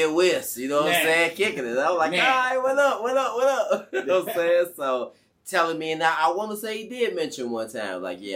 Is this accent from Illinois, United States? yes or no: yes; Chicago, Illinois, United States; We come from Inglewood